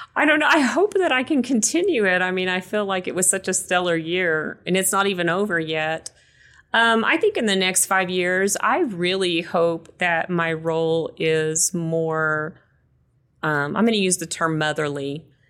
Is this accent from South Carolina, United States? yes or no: no; West Texas, United States; moved away; I grew up in West Texas, so it's very dry too